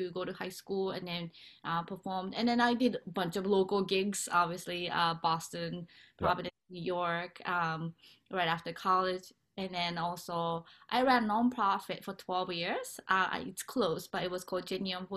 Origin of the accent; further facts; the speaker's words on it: Japan; moved away; I'm originally from Japan